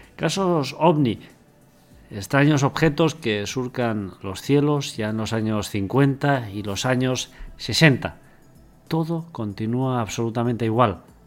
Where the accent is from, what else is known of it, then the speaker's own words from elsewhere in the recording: Andorra; yo vivo en Andorra y soy andorrano y no soy español